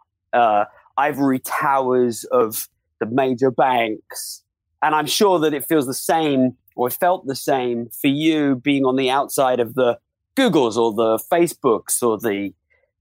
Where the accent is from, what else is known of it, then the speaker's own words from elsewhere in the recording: United Kingdom; now in United States; I'm a Brit, but I'm live more time in America